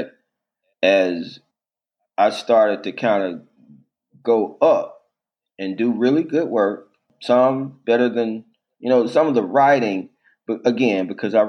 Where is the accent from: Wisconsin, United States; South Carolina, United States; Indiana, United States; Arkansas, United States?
Arkansas, United States; Little Rock; I grew up in Little Rock